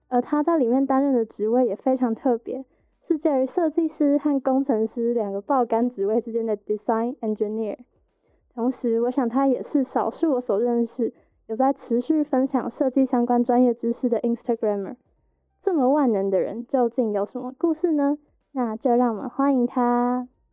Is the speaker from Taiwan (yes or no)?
yes; Hsinchu, Taiwan; 我是新竹人